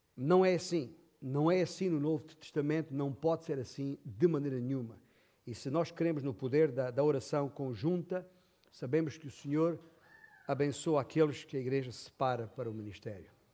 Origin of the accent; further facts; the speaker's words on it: Alentejo, Portugal; na minha terra, Alentejo